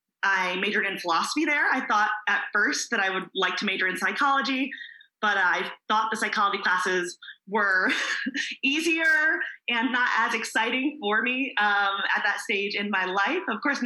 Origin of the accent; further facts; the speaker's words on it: Hazlet, New Jersey, United States; moved away; also born or lived in New York City; So I grew up on the East Coast. My hometown was Hazlet, New Jersey. It's a working class suburb. I'm New Jersey about an hour by train from New York and 15 minutes by car from the northernmost New Jersey beach, which is Sandy